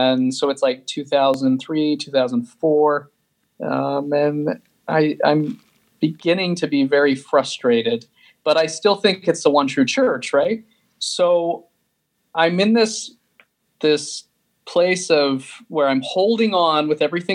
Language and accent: English; Sandy, Utah, United States; I grew up in Sandy, Utah